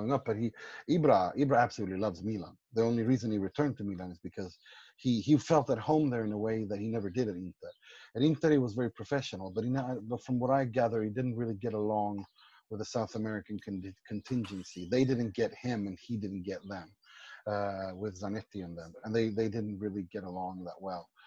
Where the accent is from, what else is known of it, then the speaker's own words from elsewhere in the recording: Gothenburg, Västra Götaland, Sweden; I'm from Gothenburg